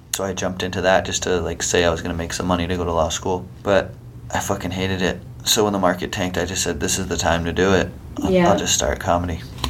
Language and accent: English; Orange, California, United States; moved away as an adult; now in Los Angeles, United States; I grew up in the city of Orange, like in Orange County.